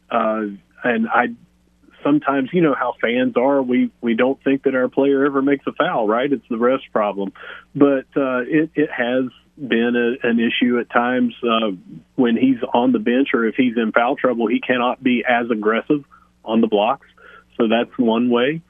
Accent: Southern West Virginia, United States; I am from Southern West Virginia

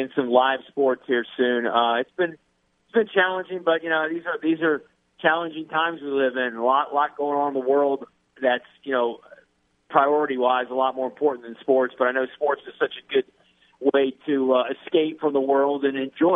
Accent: Alexandria, Louisiana, United States; moved away as an adult; now in Lafayette, United States; I come from Alexandria

